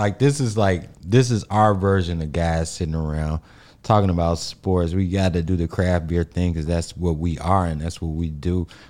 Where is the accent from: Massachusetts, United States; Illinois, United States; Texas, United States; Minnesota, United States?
Illinois, United States; Chicago; I'm from the South Side mm-hmm. of Chicago. I'm black.